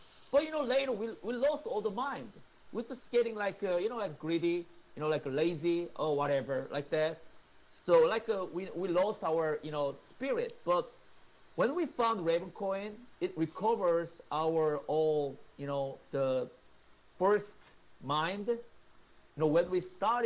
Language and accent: English; Seoul, South Korea; moved away as an adult; now in New York, United States; my hometown is Seoul